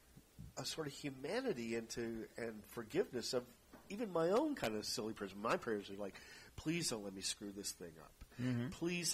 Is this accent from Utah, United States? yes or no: no; Texas, United States; I grew up in Texas and around, you know, certain kinds of, you know, evangelical, you know, and I've been exposed to certain kind of evangelical services and so forth.